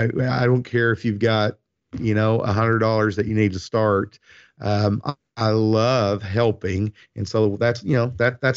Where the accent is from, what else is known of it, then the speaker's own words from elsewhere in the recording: Ireland; I'm Irish, and I love the saying that I have made my own.